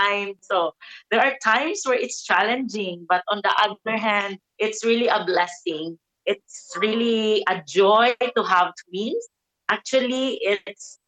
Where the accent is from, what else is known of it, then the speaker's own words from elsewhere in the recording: Davao City, Davao Region, Philippines; I'm from the Philippines in Davao City.